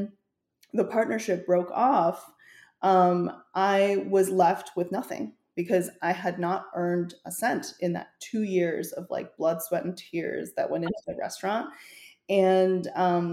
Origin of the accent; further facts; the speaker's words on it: Chengdu, Sichuan, China; moved away; also born or lived in Canada; my hometown, Chengdu, in Sichuan province